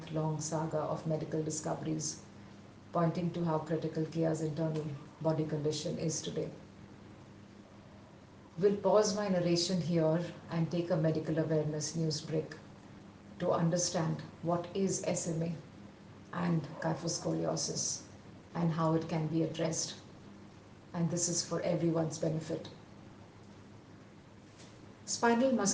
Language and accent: English; Visakhapatnam, Andhra Pradesh, India; moved away as an adult; return to my hometown in Vizag and seek shelter in my parents' home